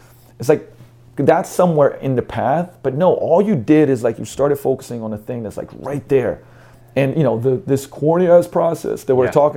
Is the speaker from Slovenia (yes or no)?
yes; Slovenia; now in United States; I'm a kid from Slovenia